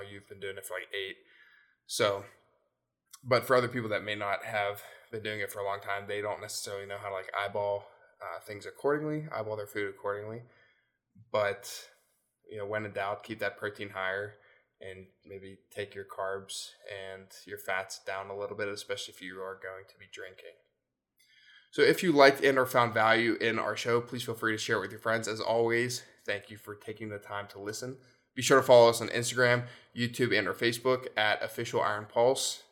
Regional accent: Pennsylvania, United States; also born or lived in Virginia / North Carolina; we moved up to P A when I was, like, three or two, two or three.

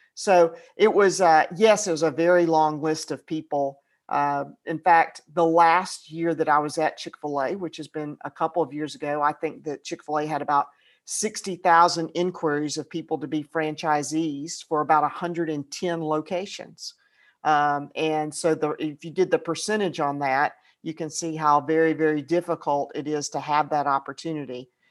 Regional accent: Atlanta, Georgia, United States; I grew up in Atlanta.

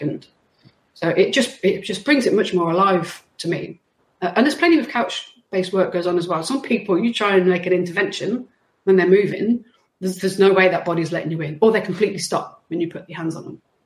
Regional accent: West Midlands, United Kingdom; moved away; I'm from the West Midlands

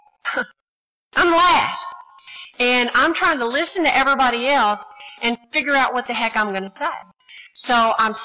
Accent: Texas, United States; now in New Jersey, United States; I'm from Texas

